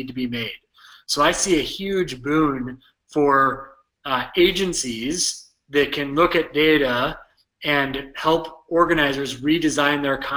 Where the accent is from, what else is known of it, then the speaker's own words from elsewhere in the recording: United States; accent: drawly American; now in Minneapolis, United States; my drawly American accent.